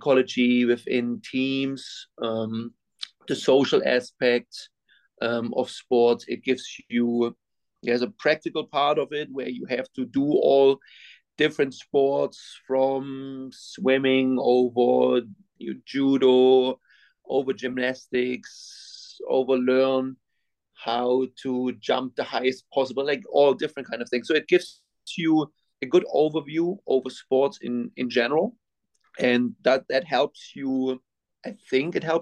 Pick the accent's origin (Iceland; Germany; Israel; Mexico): Germany; Winterstein; moved away as an adult; now in United States; I'm from Germany. I grew up in Germany. I went to school in Germany. I came to the United States when I was 26